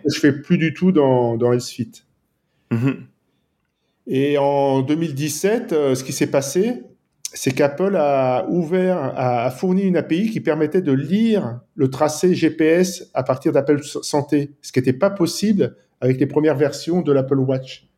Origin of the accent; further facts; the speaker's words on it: France; also born or lived in Nice, France; je suis français et je vis à Nice, dans le sud de la France